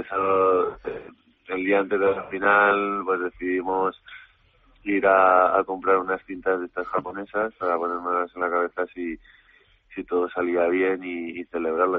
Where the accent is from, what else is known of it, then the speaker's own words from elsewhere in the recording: Madrid, Community of Madrid, Spain; also born or lived in Córdoba; lo único que he vivido siempre en Madrid